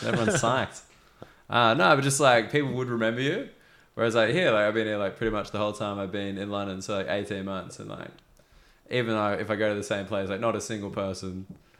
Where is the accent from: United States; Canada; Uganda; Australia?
Australia; moved away